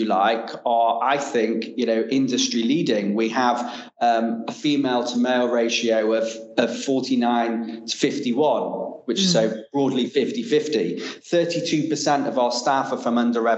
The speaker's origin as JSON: {"language": "English", "town": "Manchester", "region": "North West England", "country": "United Kingdom", "tie": "born or raised there", "moved": "yes", "said": "I came from Manchester, as I mentioned. I was pretty much grew up in a working class environment. I was very fortunate to go to a fantastic school called Manchester Grammar"}